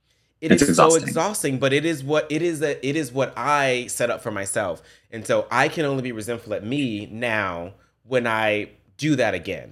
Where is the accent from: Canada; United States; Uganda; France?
United States; the South; I come from the South. I come from the ghetto. I grew up poor.